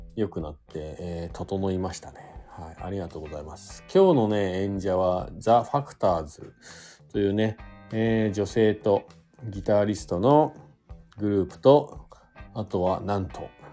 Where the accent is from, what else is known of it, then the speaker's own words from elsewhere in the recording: Fuji, Shizuoka, Japan; now in Hakuba, Japan; 実家というか地元の静岡に帰ったりとか、まあしようかなと思ってます。でちょっとね、地元の、僕富士市というとこなんですけど